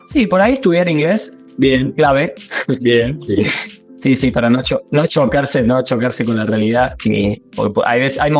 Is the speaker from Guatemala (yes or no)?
no; Argentina; now in New Zealand; Yo tengo ANZ eh, y vine con turno desde Argentina.